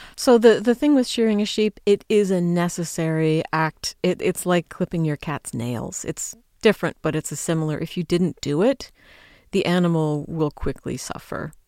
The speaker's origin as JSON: {"language": "English", "country": "United States", "said": "I'm an American"}